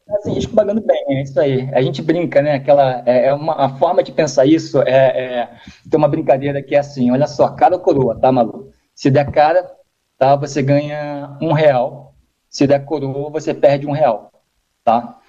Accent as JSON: {"language": "Portuguese", "country": "Brazil", "said": "como brasileiro"}